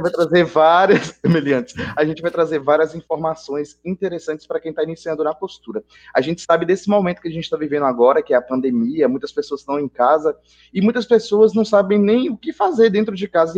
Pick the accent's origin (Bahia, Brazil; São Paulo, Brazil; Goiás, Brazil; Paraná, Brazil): Bahia, Brazil; eu sou aqui da Bahia